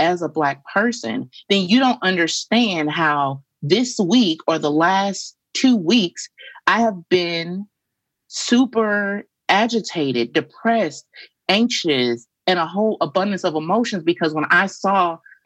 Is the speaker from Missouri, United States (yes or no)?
yes; St. Louis, Missouri, United States; moved away as an adult; I am a Midwesterner, born and raised in St. Louis, Missouri